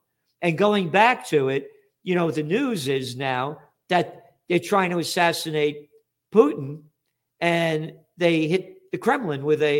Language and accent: English; United States; Because I'm an American and I'm a patriot.